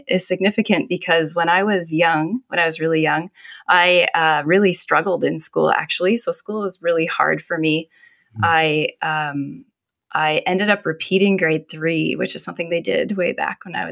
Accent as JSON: {"language": "English", "town": "Surrey", "region": "British Columbia", "country": "Canada", "tie": "born or raised there", "said": "I grew up in Surrey."}